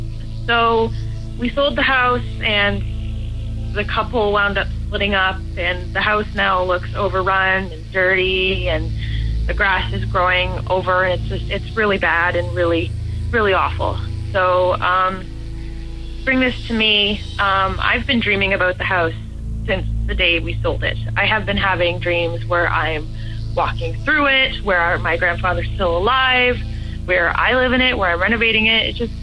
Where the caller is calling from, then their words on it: Toronto, Ontario, Canada; I'm 23 years old, and I'm calling from Toronto, Canada.